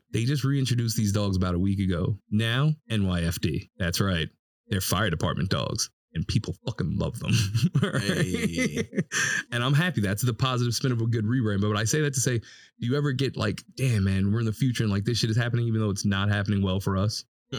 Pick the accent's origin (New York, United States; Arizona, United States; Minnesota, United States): New York, United States; New York City; As a New Yorker